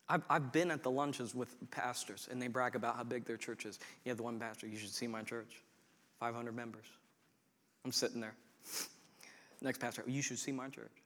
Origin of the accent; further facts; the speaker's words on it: Coshocton, Ohio, United States; I was raised in Coshocton